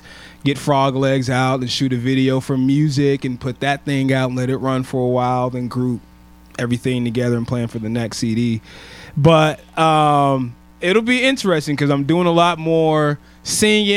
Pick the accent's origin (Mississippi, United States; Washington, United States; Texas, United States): Washington, United States; Federal Way; born or raised there; also born or lived in Tacoma, Washington